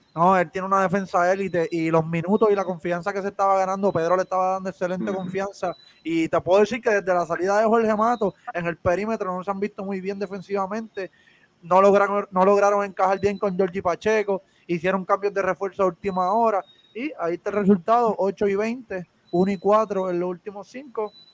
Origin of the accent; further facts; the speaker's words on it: Guaynabo, Puerto Rico; nosotros somos de Guaynabo